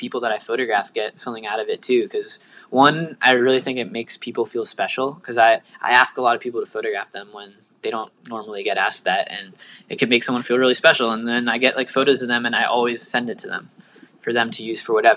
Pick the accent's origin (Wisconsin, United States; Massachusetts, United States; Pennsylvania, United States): Pennsylvania, United States; Bethlehem; moved away; I was back at my hometown in Bethlehem, Pennsylvania